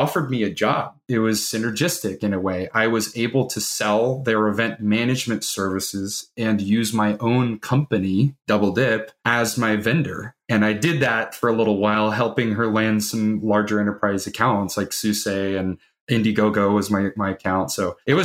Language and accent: English; Carmel Valley, California, United States; born or raised there